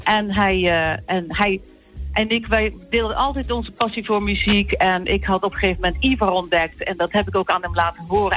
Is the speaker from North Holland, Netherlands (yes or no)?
no; Zeelandic Flanders, Netherlands; ik kom zelf uit Zeeuws-Vlaanderen